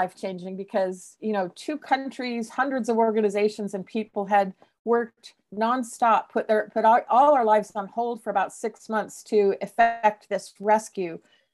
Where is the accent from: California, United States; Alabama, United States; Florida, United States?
California, United States; Southern; moved away as an adult; also born or lived in Santa Cruz, California; now in Seattle, United States; I grew up in Southern California, and I went to school at UC Santa Cruz.